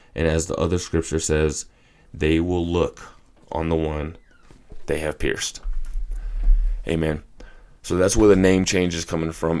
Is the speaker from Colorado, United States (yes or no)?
yes; Colorado, United States; I was born and raised here in Colorado.